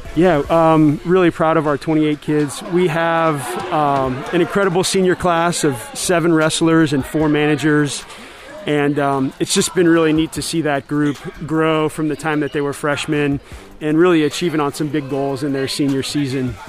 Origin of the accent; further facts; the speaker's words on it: St. Louis, Missouri, United States; moved away as an adult; now in Galesburg, United States; I grew up in St. Louis